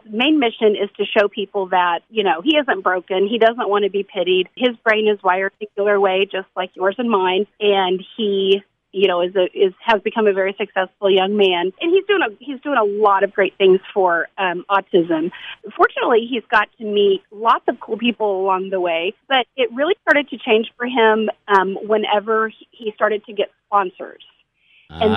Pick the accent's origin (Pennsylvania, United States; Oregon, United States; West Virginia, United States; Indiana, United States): Indiana, United States; Greene County, southern; I am from Greene County, so that's kind of southern Indiana Indiana